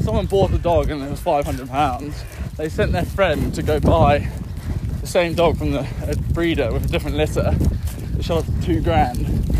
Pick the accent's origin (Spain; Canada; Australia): Australia; No, I'm Australian.